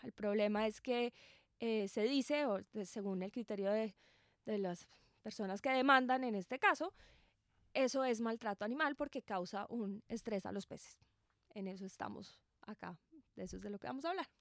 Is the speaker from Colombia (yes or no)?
yes; Colombia; nosotros como colombianos